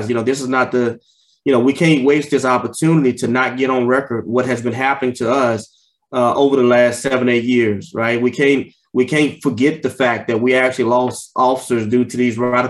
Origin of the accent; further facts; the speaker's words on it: Houston, Texas, United States; I'm from the inner city, grew up in Houston, Texas